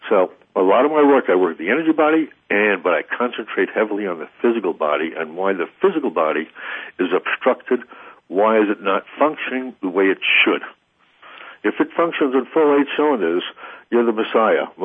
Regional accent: Missouri, United States; I'm very avant-garde, but you know, I'm from Missouri.

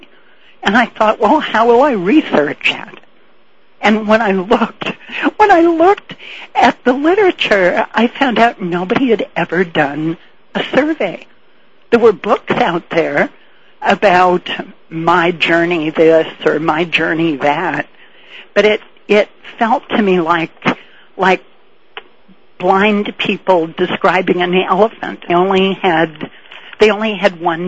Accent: Boston, Massachusetts, United States; I grew up in Boston, Massachusetts, in the days when sex was banned in Boston.

